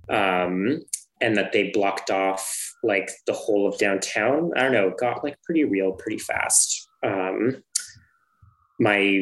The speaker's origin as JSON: {"language": "English", "town": "Ottawa", "region": "Ontario", "country": "Canada", "tie": "born or raised there", "moved": "yes", "said": "I grew up in Ottawa, and we are like no stranger to protests just because it's the nation's capital"}